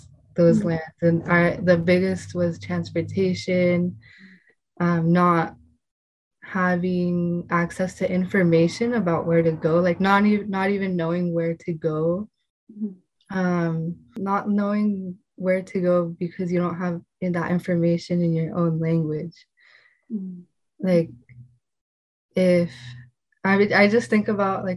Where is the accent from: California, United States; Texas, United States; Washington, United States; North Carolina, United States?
California, United States; Fort Bragg; first language Spanish; English is a second language; I grew up in Fort Bragg, going to the beach